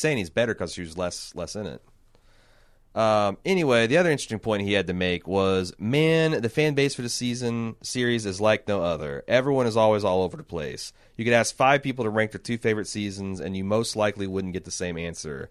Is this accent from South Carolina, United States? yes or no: no; Indiana, United States; I'm from Indiana